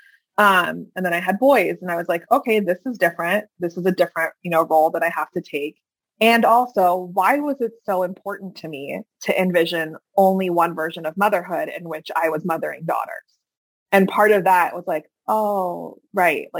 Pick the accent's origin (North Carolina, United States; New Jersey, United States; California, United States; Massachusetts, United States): New Jersey, United States; Hackensack; I come from Hackensack, New Jersey, right? But I also come from Iran